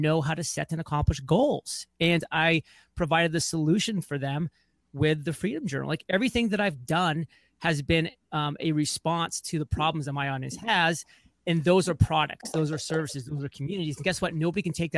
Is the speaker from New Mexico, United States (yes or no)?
no; Lyman, Maine, United States; born or raised there; moved away as an adult